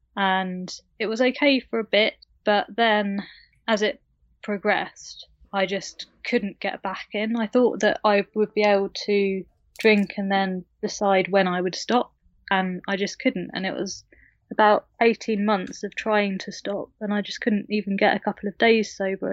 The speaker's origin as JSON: {"language": "English", "country": "United Kingdom", "said": "I live in the U K, as you can tell by my accent."}